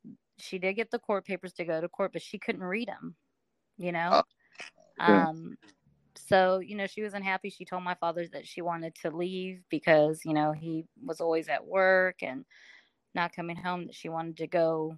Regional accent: Iwakuni, Yamaguchi, Japan; born there; I was born in Irukuni, Japan.

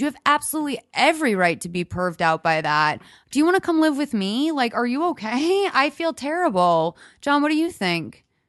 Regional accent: Northeast, United States; also born or lived in Los Angeles; now in Glendale, United States; I grew up in the Northeast

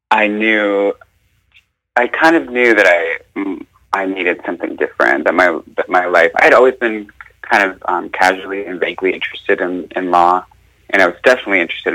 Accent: Arkansas, United States; also born or lived in Bloomington, Indiana; now in Hawaii, United States; I'm from Arkansas

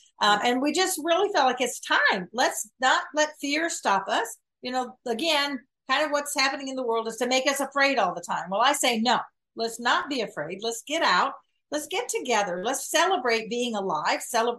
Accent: the South, United States; I was raised in the South. My dad was in the Air Force, and we went to the Southern Baptist Church.

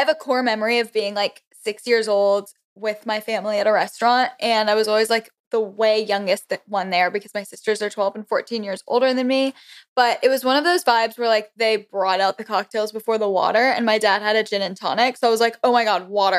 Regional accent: Florida, United States; moved away as an adult; also born or lived in Connecticut / Auburn, Alabama; now in Washington, D.C., United States; I'm originally from Connecticut. Then I moved to Florida in fourth grade, so I guess that's where I was, like, actually raised and everything, Southern girl

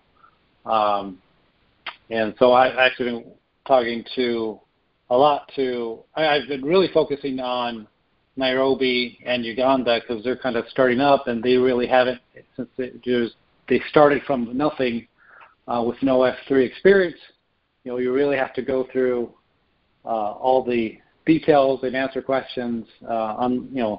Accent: United States; us being an American

